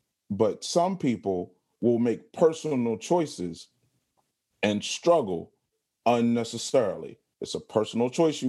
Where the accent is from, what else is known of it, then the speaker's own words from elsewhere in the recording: Baltimore, Maryland, United States; Like, I'm from Baltimore, and, you know, if you're very familiar with Baltimore, the stuff like that, there's a lot of characteristics that people like to make fun of.